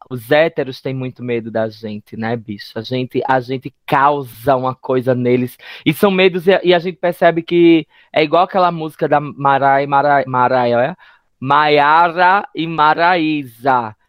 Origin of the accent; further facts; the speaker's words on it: Northeast Region, Brazil; enquanto LGBTs, enquanto nordestinos